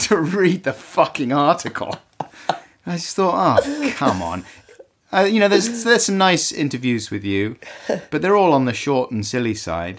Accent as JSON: {"language": "English", "region": "London", "country": "United Kingdom", "tie": "born or raised there", "also_born_or_lived": "Earl's Court", "said": "I was born in the Gold Hawk Road"}